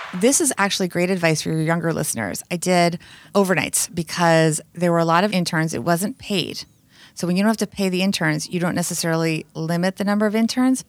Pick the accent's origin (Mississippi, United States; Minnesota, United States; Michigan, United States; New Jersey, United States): New Jersey, United States; Bergen County; also born or lived in New York City; I had a blissful childhood growing up in New Jersey